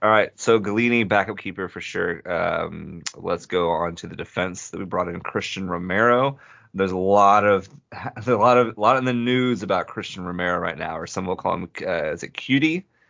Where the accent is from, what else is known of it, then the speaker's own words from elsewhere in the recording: United States; as an American Tottenham supporter